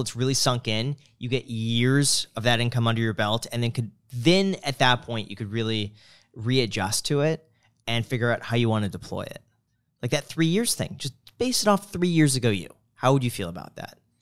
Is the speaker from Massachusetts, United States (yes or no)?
no; Michigan, United States; moved away; as a Michigander